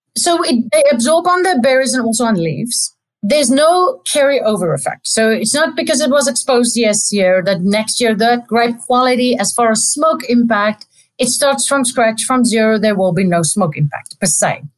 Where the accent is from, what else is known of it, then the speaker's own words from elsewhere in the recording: South Africa; moved away as an adult; also born or lived in Stellenbosch, South Africa / Adelaide, Australia; now in Davis, United States; I'm South African